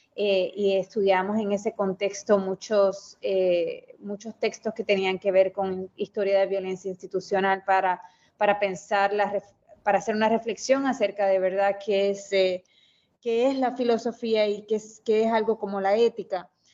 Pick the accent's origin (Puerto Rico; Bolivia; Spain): Puerto Rico; Mayagüez; Yo eh, soy de Mayagüez, Puerto Rico. Eh, me crié allá